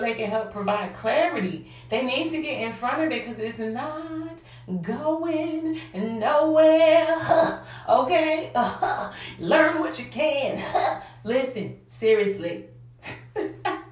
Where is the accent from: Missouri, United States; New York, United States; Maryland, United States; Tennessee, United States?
Missouri, United States; St. Louis; I grew up in St. Louis, South St. Louis.